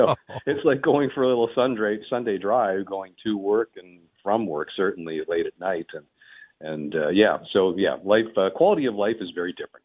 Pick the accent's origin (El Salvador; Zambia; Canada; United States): Canada; Winnipeg, Manitoba; moved away as an adult; also born or lived in Toronto / Montreal; I get to come to Winnipeg with the class of the CFL and with a team that's so closely tied to my hometown here